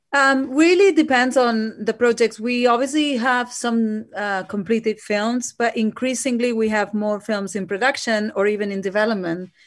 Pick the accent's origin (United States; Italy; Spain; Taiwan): Spain; Barcelona, Catalonia; now in United Kingdom; I'm myself from Spain, from Barcelona